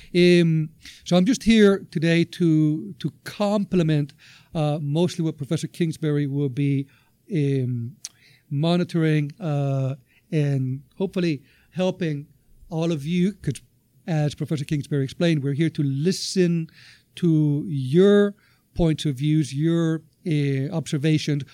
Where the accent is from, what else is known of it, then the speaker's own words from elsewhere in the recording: Venezuela; moved away; also born or lived in United States; I'm originally from Venezuela. I've uh, been living in North America for uh, quite uh, a number of years now